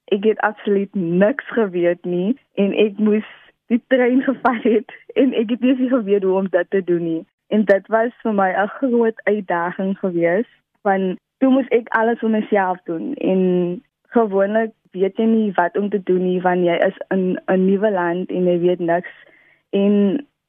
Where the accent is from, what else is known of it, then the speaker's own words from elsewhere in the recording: Wellington, Western Cape, South Africa; also born or lived in Netherlands; ek is van Wellington